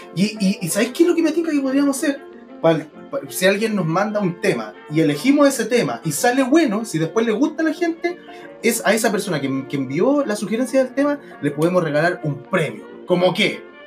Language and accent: Spanish; Santiago, Santiago Metropolitan Region, Chile; Yo soy de La Pintana